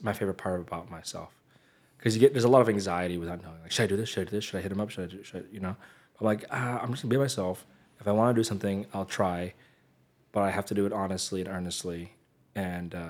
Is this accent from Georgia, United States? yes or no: no; San Jose, California, United States; moved away as an adult; also born or lived in San Diego; now in Los Angeles, United States; I grew up in San Jose, which is, like, a very, people say diverse